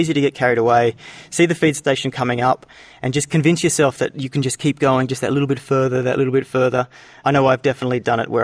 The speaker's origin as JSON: {"language": "English", "town": "Canberra", "region": "Australian Capital Territory", "country": "Australia", "tie": "born or raised there", "said": "That's my hometown"}